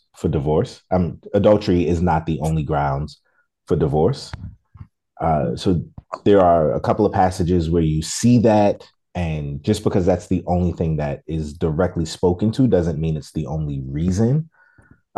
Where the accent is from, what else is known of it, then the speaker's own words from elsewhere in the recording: New York City, New York, United States; I'm still from Brooklyn